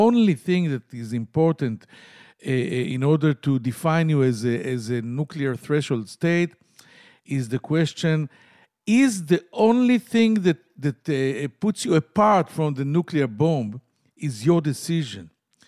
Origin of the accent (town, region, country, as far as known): Tel Aviv, Tel Aviv District, Israel; English is a second language